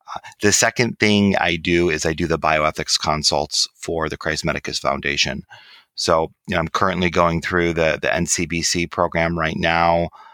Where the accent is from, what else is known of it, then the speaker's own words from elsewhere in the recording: Michigan, United States; I grew up in Michigan